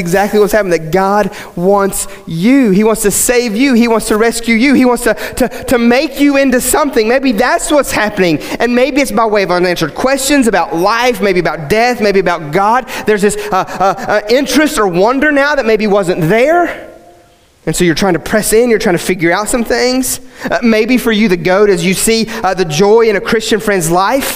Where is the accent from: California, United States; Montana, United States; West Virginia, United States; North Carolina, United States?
West Virginia, United States; I grew up in West Virginia, and we had these old country preachers